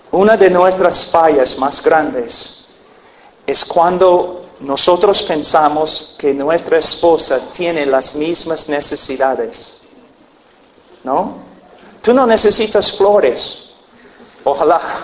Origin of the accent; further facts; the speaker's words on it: United States; Spanish is a second language; also born or lived in Peru; yo nací en un rancho en los Estados Unidos, nosotros criábamos caballos y vacas y un rancho